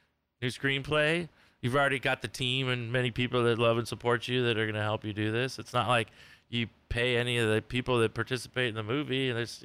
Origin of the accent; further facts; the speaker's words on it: San Diego, California, United States; I grew up in La Jolla, graduated '84